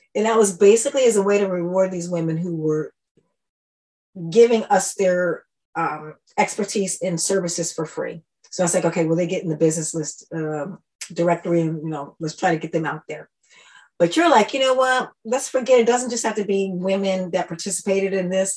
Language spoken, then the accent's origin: English; Washington, District of Columbia, United States; moved away as an adult; also born or lived in Brussels, Belgium; now in Stockholm, Sweden; I moved from Washington, D.C. I grew up in D.C. when it was Chocolate City